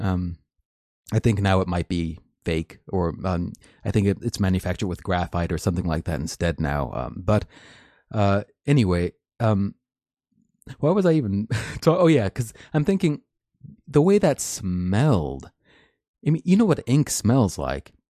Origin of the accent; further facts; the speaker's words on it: United States; as an American